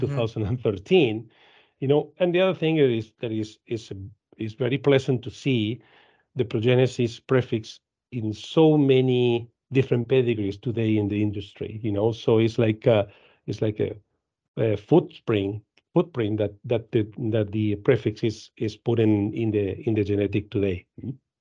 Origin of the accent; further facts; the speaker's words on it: Argentina; I am from Argentina. I live in, in Argentina. Um, I was, uh, rising at Dairy Farm in Argentina